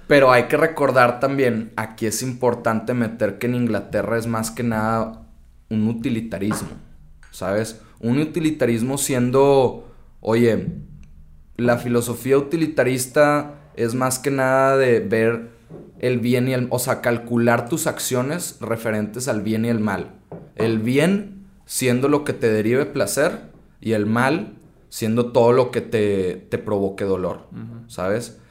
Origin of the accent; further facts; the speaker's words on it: Mexico; como mexicanos